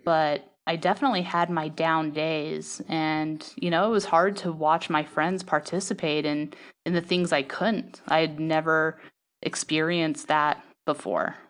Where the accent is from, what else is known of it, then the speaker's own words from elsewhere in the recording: Salt Lake City, Utah, United States; moved away; I grew up in Salt Lake City, Utah